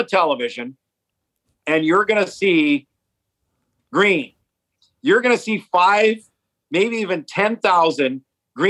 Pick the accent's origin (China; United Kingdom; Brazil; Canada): Canada; Edmonton, Alberta; I grew up in Edmonton